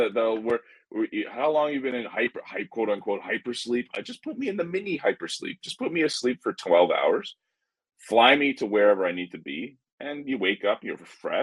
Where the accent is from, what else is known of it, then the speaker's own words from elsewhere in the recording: Canada; being Canadian